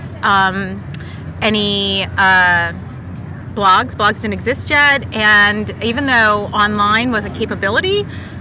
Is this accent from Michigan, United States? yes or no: no; outside of New York City, New Jersey side, United States; now in Washington, D.C., United States; Growing up, I grew up outside of New York City